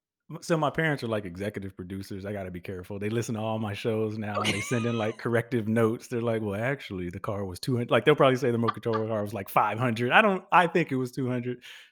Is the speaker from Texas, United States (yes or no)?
yes; Huntsville, Texas, United States; also born or lived in Houston; I was born in Huntsville, Texas, a town of like 15,000, I think, at its largest, probably now.